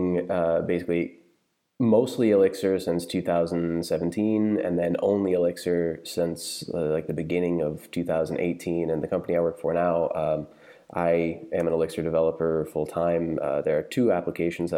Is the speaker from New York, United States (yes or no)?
yes; outside New York, United States; moved away as an adult; now in Berlin, Germany; I'm American. I grew up outside New York, but we've lived in Germany for 4 years now